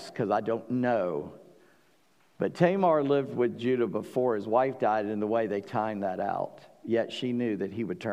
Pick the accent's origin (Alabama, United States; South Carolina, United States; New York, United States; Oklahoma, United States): South Carolina, United States; I'm from South Carolina.